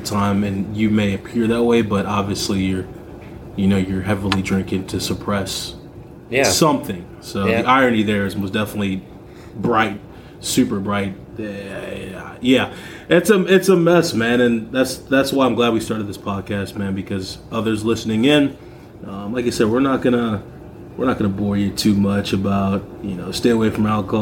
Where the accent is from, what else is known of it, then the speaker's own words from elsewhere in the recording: Missouri, United States; now in Wisconsin, United States; I'm obviously, you know, me and my sister, my family, we're from Missouri